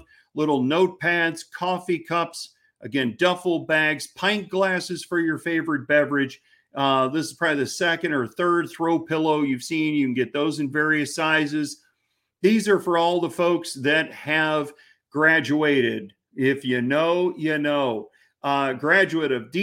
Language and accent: English; Missouri, United States; I'm from Missouri.